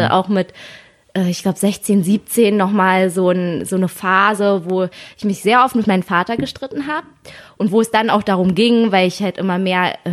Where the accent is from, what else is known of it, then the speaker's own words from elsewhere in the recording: Germany; weil ich bin ja hier in Deutschland aufgewachsen und alle Kinder konnten trotzdem ihren Hobbys nachgehen